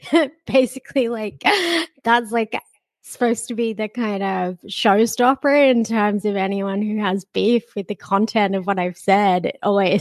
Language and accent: English; Sydney, New South Wales, Australia; Yes, yeah, Sydney. I spent a brief amount of time overseas, like in my 20s, but like mostly lived here. I lived on like the west coast of the States in Canada for a while.